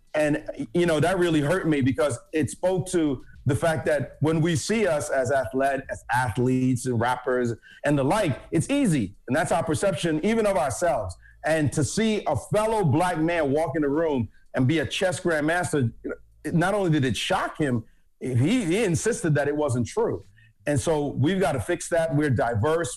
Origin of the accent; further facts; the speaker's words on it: Jamaica; now in United States; I'm from Jamaica originally